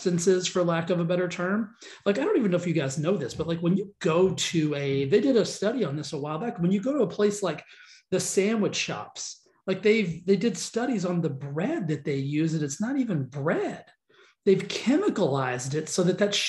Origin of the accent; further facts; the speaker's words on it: the South, United States; I'm from the South